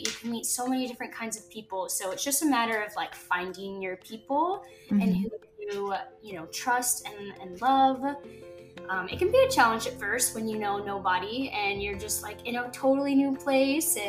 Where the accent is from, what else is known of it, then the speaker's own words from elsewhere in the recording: Mississippi, United States; moved away as an adult; now in California, United States; We are both originally from Mississippi, mm-hmm. and we moved here in 2019 because of Air Force